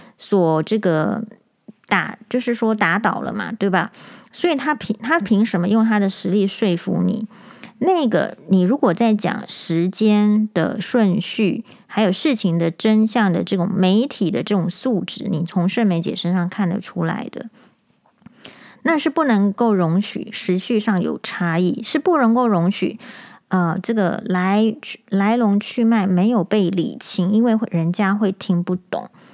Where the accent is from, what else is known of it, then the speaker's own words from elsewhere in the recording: Taiwan; 我们台湾人